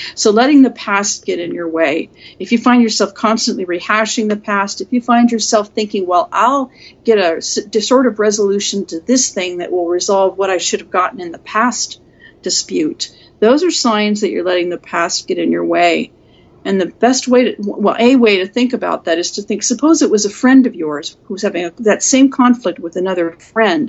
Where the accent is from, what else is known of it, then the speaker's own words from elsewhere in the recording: Seattle, Washington, United States; I grew up in West Seattle when it was almost completely white